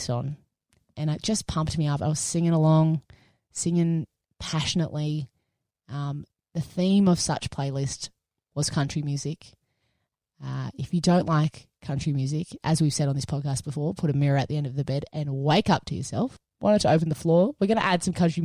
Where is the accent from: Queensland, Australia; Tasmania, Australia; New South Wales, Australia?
New South Wales, Australia; Sutherland Shire; a person who was born and raised in Southern Shire